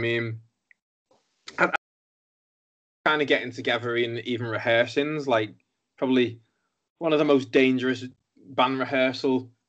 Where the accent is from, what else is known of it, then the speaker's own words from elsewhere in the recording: Liverpool, North West England, United Kingdom; I'm from Liverpool, which is on tier 3 lockdown at the minute.